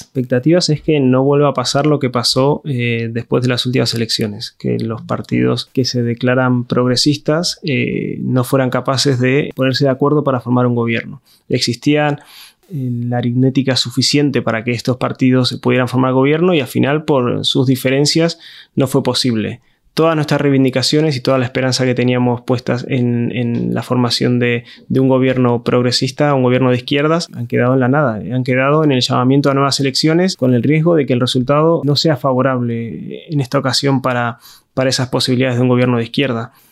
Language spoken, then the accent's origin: Spanish; Argentina; moved away as an adult; now in Spain; me fui desde Argentina hasta España hace 14 años. Viví durante casi desde que tengo un poco de conciencia política en Argentina la gran crisis neoliberal que fueron los años 90 en Argentina.